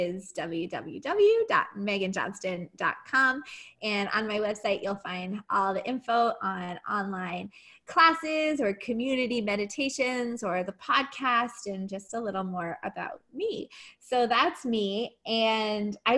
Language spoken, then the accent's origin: English; Ottawa, Ontario, Canada; growing up in Ottawa